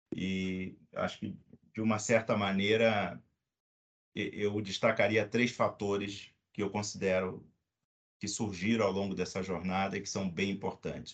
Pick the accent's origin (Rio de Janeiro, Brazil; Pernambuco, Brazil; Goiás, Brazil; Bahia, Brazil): Rio de Janeiro, Brazil; now in São Paulo, Brazil; sou carioca